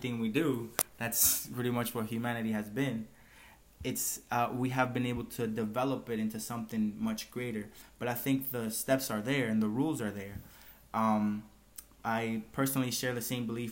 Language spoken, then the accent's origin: English; Dominican Republic; we are from the Dominican Republic